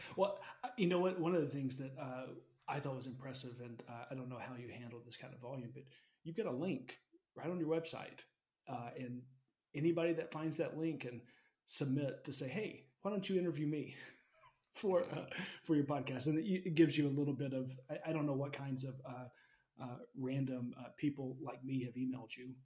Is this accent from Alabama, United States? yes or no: yes; Alabama, United States; I grew up in Alabama